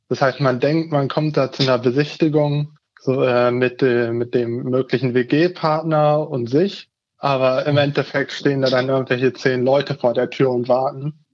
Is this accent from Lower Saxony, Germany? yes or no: yes; Hannover, Lower Saxony, Germany; ich komme aus der Region Hannover und bin da jetzt in Hannover Auszubildender.